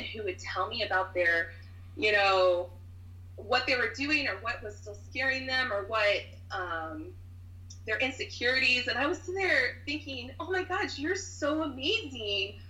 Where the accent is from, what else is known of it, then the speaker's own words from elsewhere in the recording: Lakeland, Florida, United States; now in Orlando, United States; I grew up in Lakeland, which is only like an hour west of here